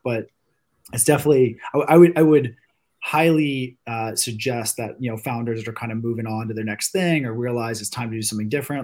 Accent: Virginia Beach, Virginia, United States; I'm from, you know, born and raised in Virginia Beach, and I grew up doing the same stuff probably a lot of us did from people in this area

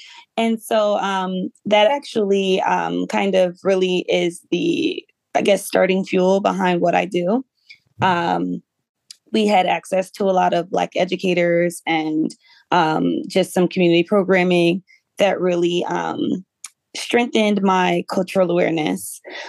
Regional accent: Willingboro, New Jersey, United States; also born or lived in Atlanta, Georgia; I grew up in a small town in New Jersey called Willingboro, New Jersey. And I always say that Willingboro is an extremely unique town because it is a majority Black suburb.

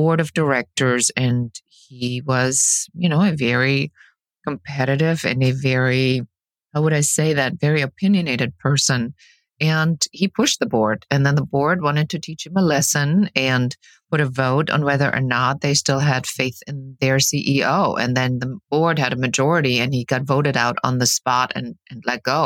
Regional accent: Germany; English is a second language; moved away as an adult; also born or lived in Key West, Florida; now in Los Angeles, United States; I'm originally from Germany. I was born and raised there, and I came in my early 20s to the United States.

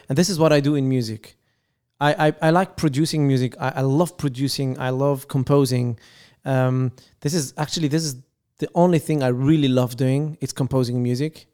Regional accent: Lebanon; English is a second language; now in Paris, France; we are originally from Lebanon

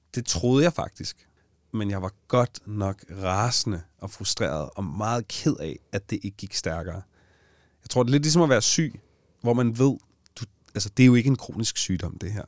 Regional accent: Allinge, Capital Region of Denmark, Denmark; i Allinge, hvor jeg kommer fra

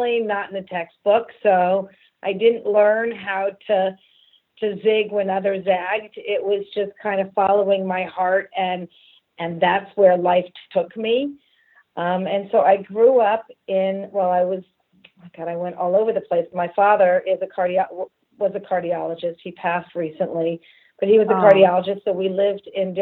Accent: Los Angeles, California, United States; also born or lived in San Francisco / Frankfurt, Germany; I must have been about 6 years old when we moved back to LA. And, you know, so that's where I'm from

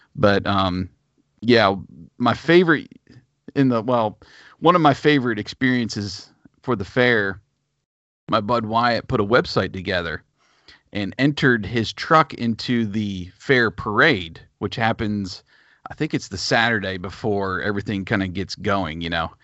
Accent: a town about half an hour from DuBois, Pennsylvania, United States; born or raised there

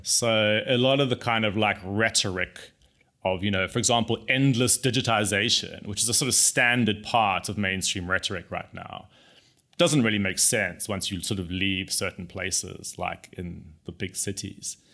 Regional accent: South Africa; I grew up in South Africa

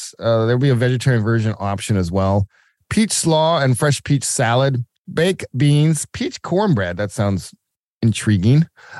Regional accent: Georgia, United States; now in Milwaukee, United States; from Georgia, which of course most people know as my hometown.

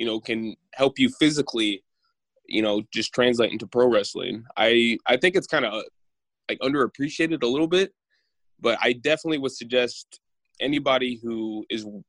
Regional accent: Rensselaer, Indiana, United States; moved away as an adult; now in Bristol, Pennsylvania, United States; growing up in Rensselaer, it's very enclosed

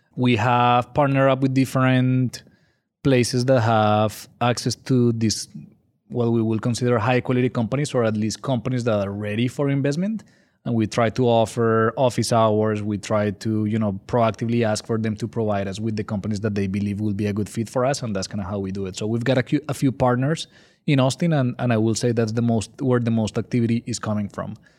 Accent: Colombia; English is a second language; moved away as an adult; now in San Antonio, United States; I'm originally from Colombia, in case you're wondering where my accent is from. So, I was born and raised there

